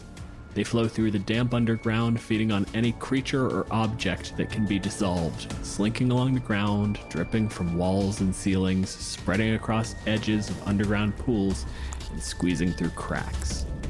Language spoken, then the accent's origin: English; Canada; My pronouns are he, him, and I'm a physicist from Canada.